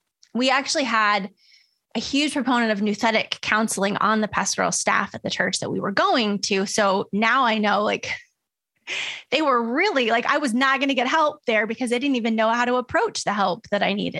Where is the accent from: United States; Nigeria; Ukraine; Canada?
United States; Midwest; I grew up in the Midwest and like on military bases, which kind of mimic Midwest culture in a lot of ways.